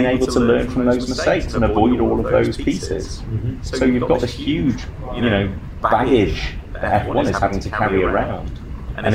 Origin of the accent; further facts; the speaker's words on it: Vancouver, British Columbia, Canada; my hometown of Vancouver